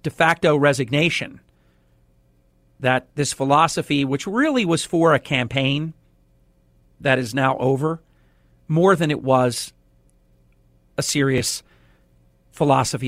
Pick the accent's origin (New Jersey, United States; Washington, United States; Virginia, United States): New Jersey, United States; Atlantic City; my birth city, my hometown, Atlantic City